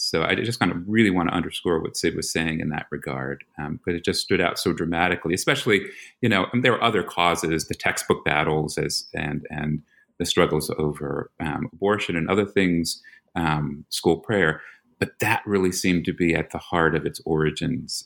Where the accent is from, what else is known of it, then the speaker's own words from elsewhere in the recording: New York, United States; moved away; I'm from New York, so that's you know you have a Philly boy and a New York boy.